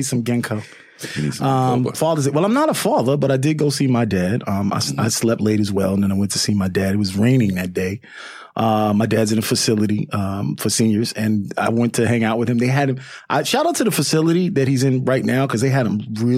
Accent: New York City, New York, United States; I'm from Queens

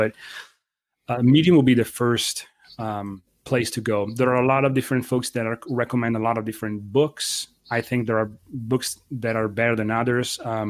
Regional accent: Lombardy, Italy; I am slightly outside of Milano. So my hometown, you know, my grandfather's, one was a blacksmith. The other one was in constructions. And their parents were farmers

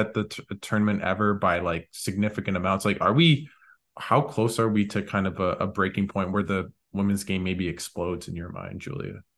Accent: Canada; as a Canadian fan

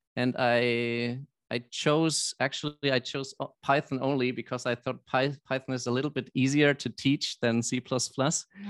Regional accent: Germany; I'm from Germany

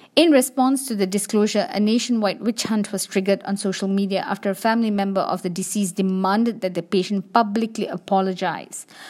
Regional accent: Malaysia; As a Malaysian

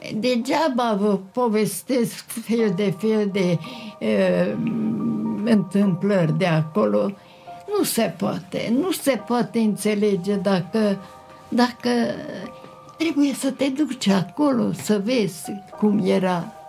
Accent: Târgu Mureș, Mureș County, Romania; M-am născut la Târgu Mureș.

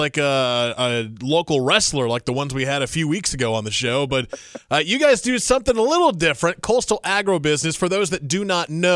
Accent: Indiana, United States; now in North Carolina, United States; I'm from Indiana originally. Obviously, big farming state as well. Grew up with farming, neighbors who were farmers my entire life

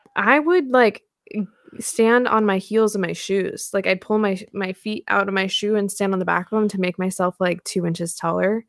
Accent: Pacific Northwest, United States; I'm from the Pacific Northwest.

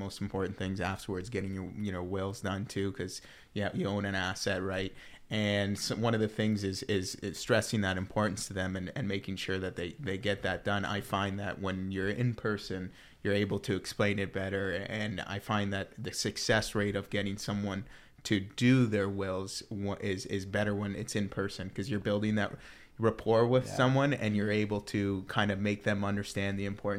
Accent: Tecumseh, Ontario, Canada; I'm from Tecumseh.

